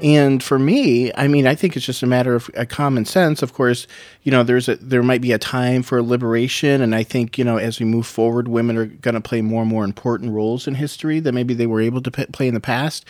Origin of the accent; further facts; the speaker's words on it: United States; as an American